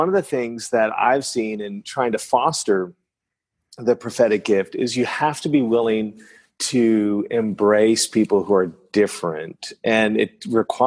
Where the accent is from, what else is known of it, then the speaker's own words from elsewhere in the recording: northern New Brunswick, Canada; first language French; English is a second language; now in Dallas, United States; I grew up in a French town in northern New Brunswick in the east coast of Canada. And the first language I learned to speak is French. And so my mother tongue is French